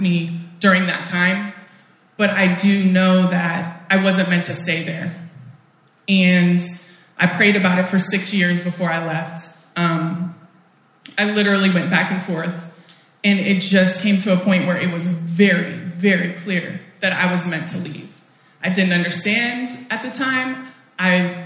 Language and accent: English; Portland, United States; moved away; also born or lived in Oakland, California; I'm from Portland